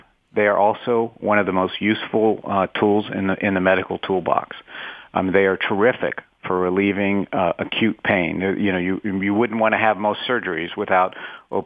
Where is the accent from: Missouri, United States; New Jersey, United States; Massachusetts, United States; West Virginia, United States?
West Virginia, United States; I'm from West Virginia